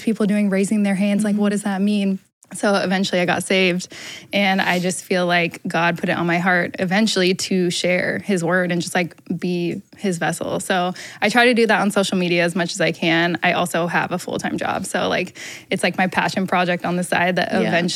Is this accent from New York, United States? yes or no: no; Portland, Oregon, United States; moved away as an adult; now in Los Angeles, United States; So I grew up in Portland, Oregon. Little girl from Portland, rainy old Oregon.